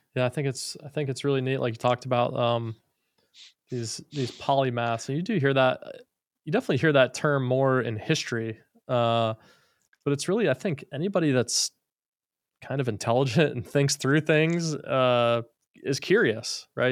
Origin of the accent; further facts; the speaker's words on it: Florida, United States; I'm from Florida. I grew up in Florida